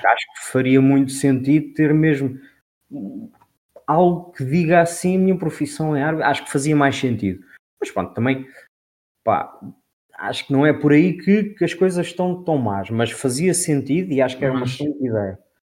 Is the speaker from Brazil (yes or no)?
no; Portugal; como Tuga, não é? Sou Tuga.